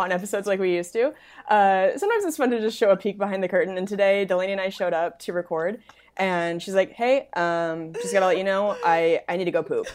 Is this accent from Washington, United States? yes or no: yes; Spokane, Washington, United States; moved away; my hometown, Spokane.